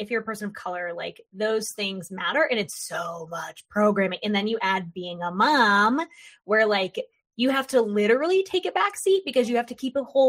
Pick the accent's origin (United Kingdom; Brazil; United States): United States; Florida; now in North Carolina, United States; So I grew up in Florida, but now I live in North Carolina.